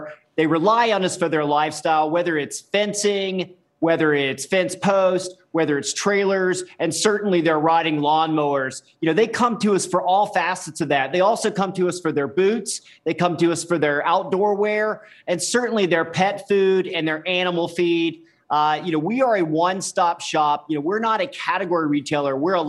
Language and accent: English; Tennessee, United States; I grew up in Tennessee and grew up the out here lifestyle.